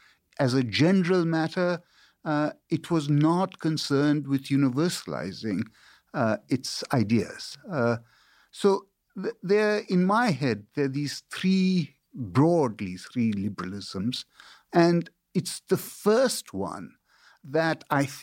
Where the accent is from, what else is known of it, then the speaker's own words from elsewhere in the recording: India; also born or lived in China / United Kingdom; now in United States; You know, so I grew up in India and China and Britain. I studied in these places. You know, I went to Catholic school in China and then to a boarding school in India. And then I went to a boarding school in Britain.